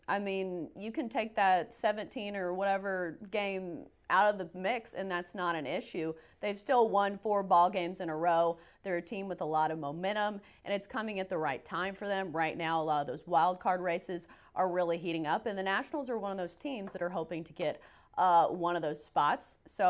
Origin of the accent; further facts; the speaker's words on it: Nashville, Tennessee, United States; I'm from America. I'm from Nashville. Obviously, my accent's kind of a dead giveaway.